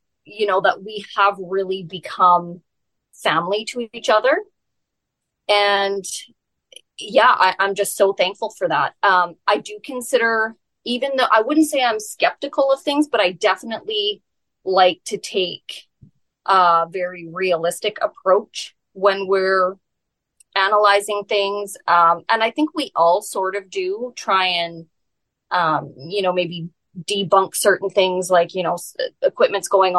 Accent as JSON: {"language": "English", "region": "Alberta", "country": "Canada", "tie": "born or raised there", "moved": "as an adult", "lives_now": "British Columbia, Canada", "said": "I was born and raised in Alberta until I was 18, and then I moved out to BC."}